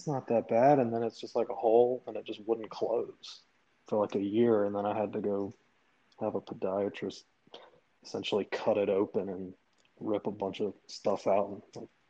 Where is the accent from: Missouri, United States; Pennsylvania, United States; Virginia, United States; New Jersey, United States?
Virginia, United States; Richmond; Lived in Richmond my whole life.